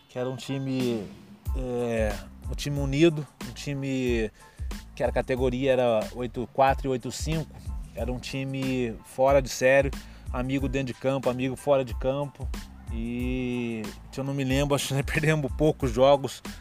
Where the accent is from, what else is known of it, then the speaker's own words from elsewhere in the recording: Itajubá, Minas Gerais, Brazil; eu nasci, fui criado em Itajubá